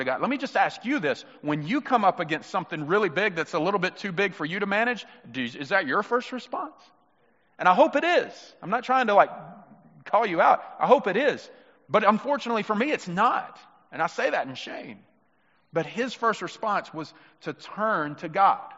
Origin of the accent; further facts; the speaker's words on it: Mississippi, United States; I'm from Mississippi